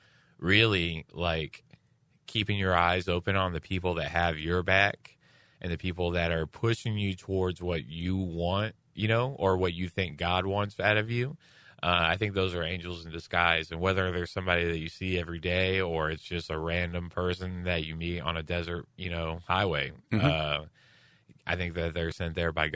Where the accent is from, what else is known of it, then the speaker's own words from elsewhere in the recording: Houston, Texas, United States; And I'm from Houston, where it's 100 and 100, you know, 100 degrees and 100 degree humidity.